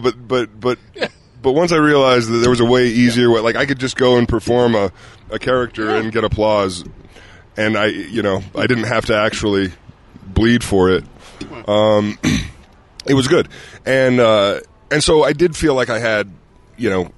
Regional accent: Utah, United States; moved away; growing up here

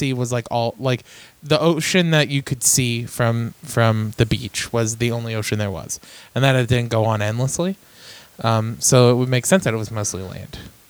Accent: Shamokin, Pennsylvania, United States; moved away; My hometown, Shemokin, Pennsylvania. What up? Shimtown.

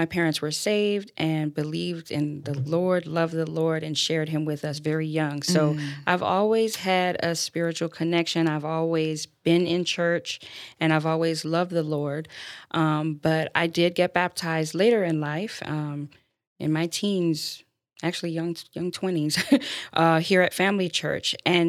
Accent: Florida, United States; also born or lived in Baltimore, Maryland, United States; I'm originally from Baltimore, Maryland, and moved to Florida. Yes, my parents moved to Florida running from the cold. They came when I was three, so I'm pretty much a native now. Grew up here with my three brothers

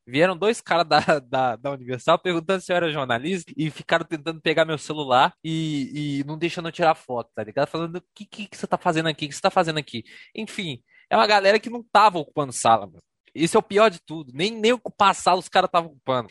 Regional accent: Contagem, Minas Gerais, Brazil; eu sou de Contagem

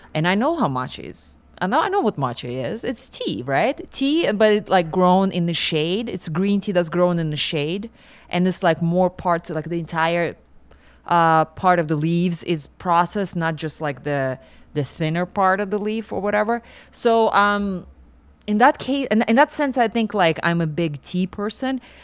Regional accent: Siberia, Russia; moved away; I grew up in Siberia

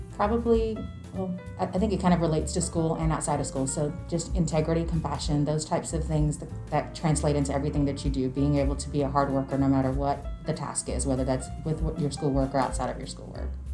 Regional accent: Nashville, Tennessee, United States; also born or lived in Trinidad / New York / Florida; We moved to New York when I was around three, to Florida when I was six, and then Tennessee since I was nine. So I call Nashville my hometown, even though I'm not a native

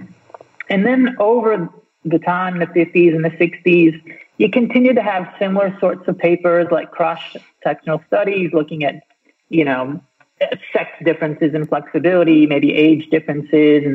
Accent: United States; I'm American, so I went through all those school-based fitness tests.

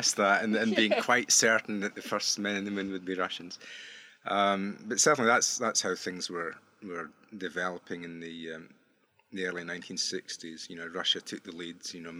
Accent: Prestwick, Scotland, United Kingdom; now in Australia; you can tell from my accent, I'm not a native Aussie. I grew up in southwest Scotland, a town called Prestwick.

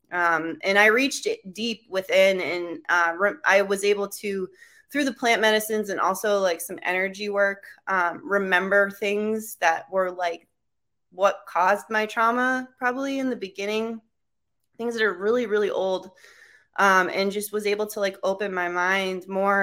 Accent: Cape Cod, Massachusetts, United States; moved away; also born or lived in Alaska / Vermont; my hometown, Cape Cod

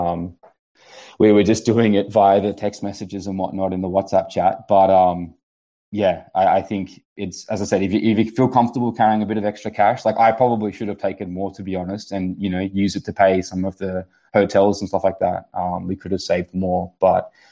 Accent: Australia; being Australian

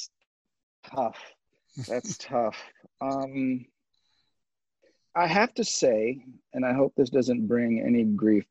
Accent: Sierra Leone; moved away; I was born and raised in Sierra Leone

